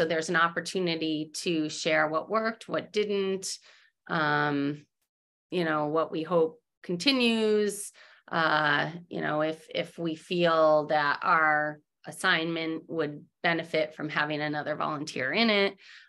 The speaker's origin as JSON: {"language": "English", "region": "Massachusetts", "country": "United States", "tie": "born or raised there", "said": "so I grew up in New England, in Massachusetts. It's a very fast-paced society there."}